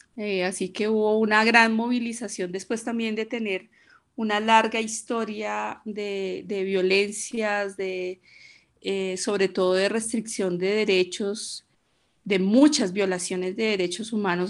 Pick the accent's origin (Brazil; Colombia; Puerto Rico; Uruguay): Colombia; Bogotá; soy colombiana, bogotana, 50 eh, años